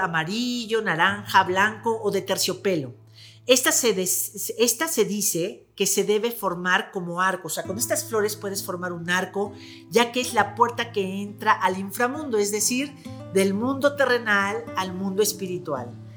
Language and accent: Spanish; Mexico; como mexicanos